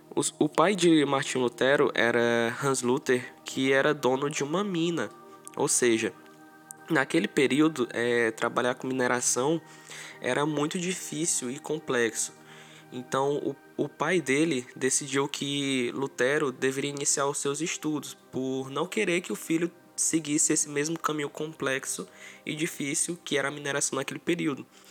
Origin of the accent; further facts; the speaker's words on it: Açailândia, Maranhão, Brazil; eu sou de Açalândia de Maranhão